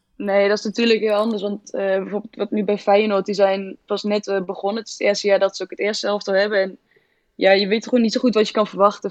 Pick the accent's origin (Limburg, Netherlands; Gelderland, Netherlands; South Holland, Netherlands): Gelderland, Netherlands; Lichtenvoorde; now in Zwolle, Netherlands; ik kom uit Oost, uit de Achterhoek, uh, Lichtenvoorde